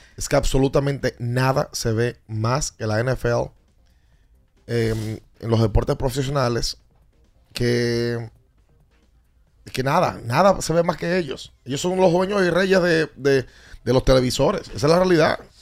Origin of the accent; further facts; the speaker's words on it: Dominican Republic; nuestros hermanos dominicanos